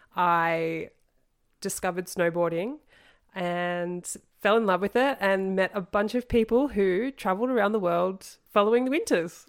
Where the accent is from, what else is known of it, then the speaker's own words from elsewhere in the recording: Australia; moved away as an adult; growing up in Australia